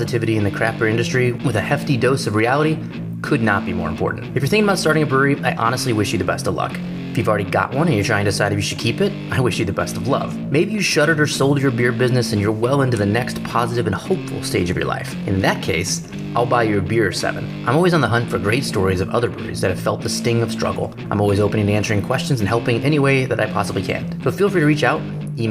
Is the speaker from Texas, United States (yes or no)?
yes; Texas, United States; I'm one guy from Texas